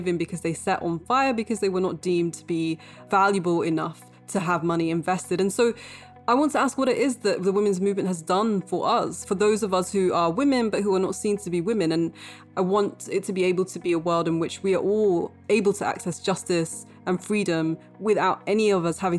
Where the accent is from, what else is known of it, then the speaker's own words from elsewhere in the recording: Bradford, Yorkshire and the Humber, United Kingdom; also born or lived in Cambridge; I was born in Bradford to parents who were themselves born in Pakistan. So they came to this country aged, you know, sort of 6 months and 1 year.